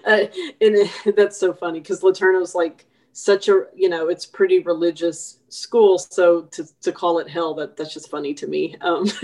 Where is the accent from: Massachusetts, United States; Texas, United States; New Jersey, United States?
Texas, United States; Longview; Longview, my hometown